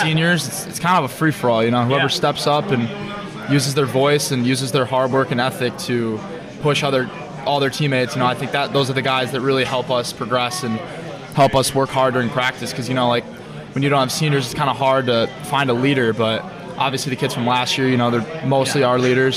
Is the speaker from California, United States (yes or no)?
no; White Lake, Michigan, United States; I'm from White Lake, Michigan. It's about 30 minutes from here.